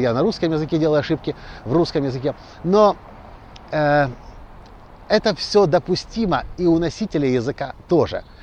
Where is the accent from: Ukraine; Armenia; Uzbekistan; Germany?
Ukraine; мы приехали из Украины